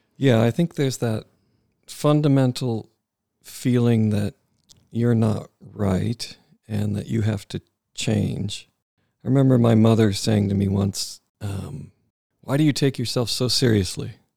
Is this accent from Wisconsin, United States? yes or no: yes; Wisconsin, United States; There was a lot of great things about growing up in Wisconsin